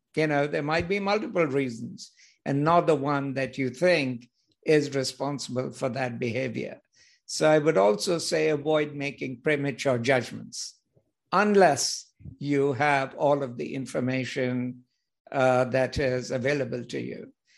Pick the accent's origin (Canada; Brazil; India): India; moved away as an adult; also born or lived in United Kingdom / United States; So originally I'm from India